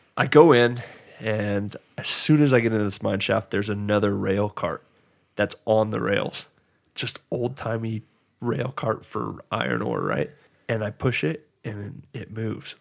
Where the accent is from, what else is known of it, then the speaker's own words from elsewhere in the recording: Georgia, United States; growing up in Georgia where, like, I didn't grow, it was flat ground